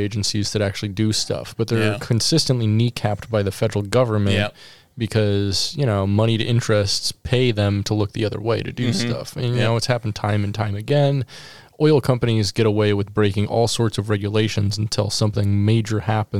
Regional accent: Alaska, United States; grew up in Alaska

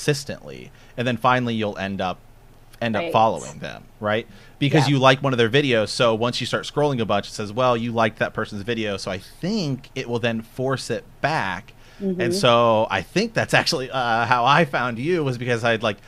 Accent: Ohio, United States; We're from Ohio

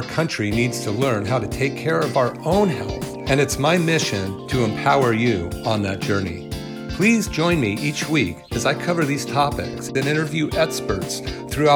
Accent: Berkeley, California, United States; we were very lucky, Sudie and I, to grow up in the Bay Area in Berkeley.

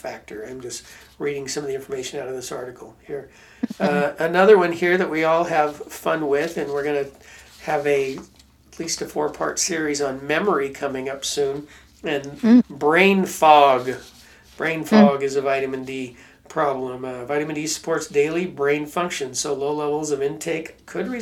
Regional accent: Pacific Northwest, United States; I grew up in Pacific Northwest in Washington and Oregon on the West Coast

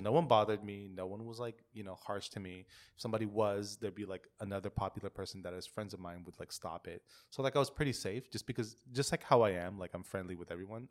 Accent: Philippines; moved away; when I was growing up in the Philippines.

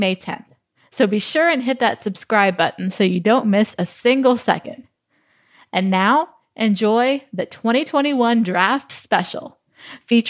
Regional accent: New Orleans, Louisiana, United States; I grew up going to the Superdome

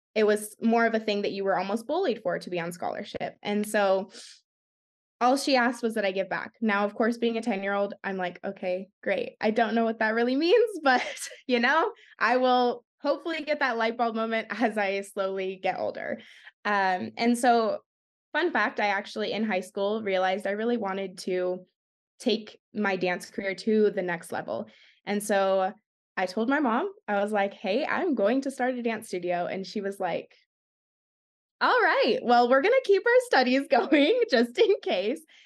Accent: Arizona, United States; also born or lived in San Jose, California; I live in Arizona. I was originally born and raised in San Jose, California, And I moved here when I was about ten years old, and I call Arizona my home

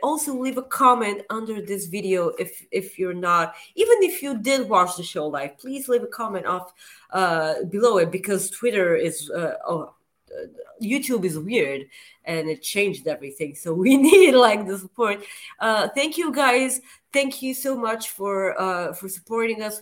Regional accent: Plovdiv, Plovdiv Province, Bulgaria; my hometown of Plovdiv

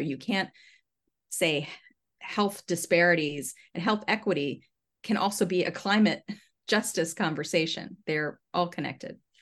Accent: Southern Maryland, United States; I grew up in Southern Maryland.

